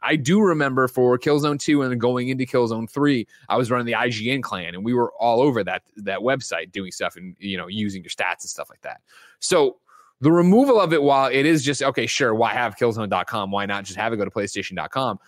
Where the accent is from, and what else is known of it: Illinois, United States